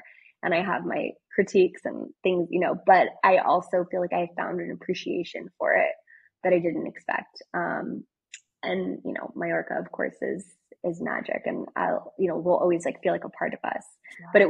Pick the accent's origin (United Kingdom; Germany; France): France; born there; my parents lived in France. I was born in France